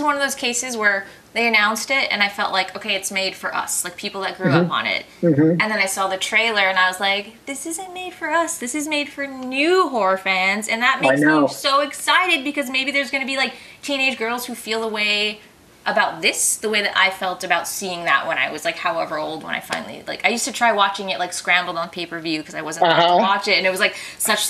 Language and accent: English; Palm Springs, California, United States; I grew up in Palm Springs, so not too far.